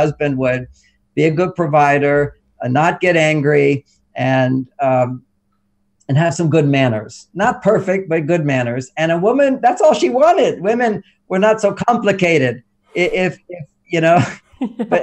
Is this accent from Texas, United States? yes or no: yes; Texas, United States; I grew up in Texas